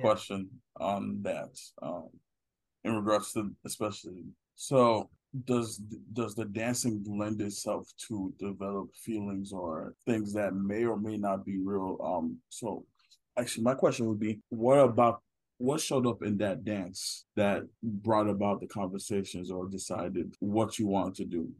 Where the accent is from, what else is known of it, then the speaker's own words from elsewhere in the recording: Nigeria; I'm Nigerian.